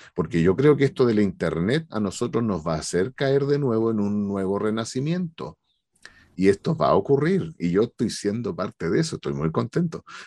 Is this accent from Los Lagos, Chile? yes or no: no; Maipú, Santiago Metropolitan Region, Chile; yo soy de acá de Maipú